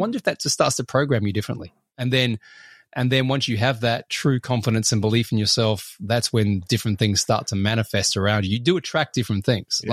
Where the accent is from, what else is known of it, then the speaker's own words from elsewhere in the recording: Australia; I'm Australian